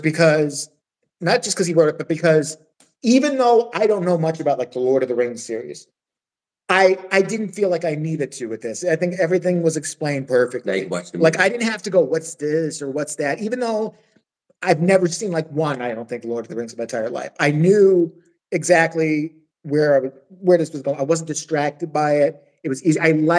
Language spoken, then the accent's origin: English; Chicago, Illinois, United States; moved away; We're from Chicago